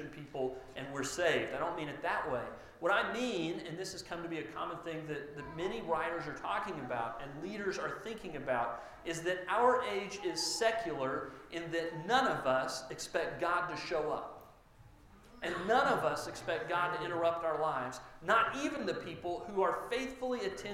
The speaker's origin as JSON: {"language": "English", "town": "Mustang", "region": "Oklahoma", "country": "United States", "tie": "born or raised there", "said": "I went to Mustang High School and Mustang Schools all growing up here in the west part of the city."}